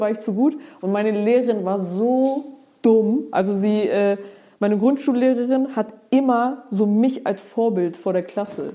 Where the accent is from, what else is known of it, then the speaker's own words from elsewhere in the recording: Geesthacht, Schleswig-Holstein, Germany; bei uns in Geestach